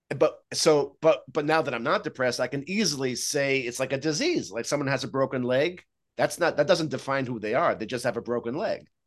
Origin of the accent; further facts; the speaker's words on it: Israel; moved away; I grew up in Israel